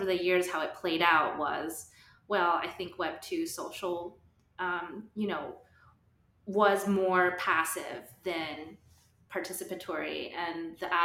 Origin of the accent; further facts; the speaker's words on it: New Mexico, United States; moved away as an adult; also born or lived in Austin, Texas / New York City; I'm from New Mexico and grew up around a lot of different cultures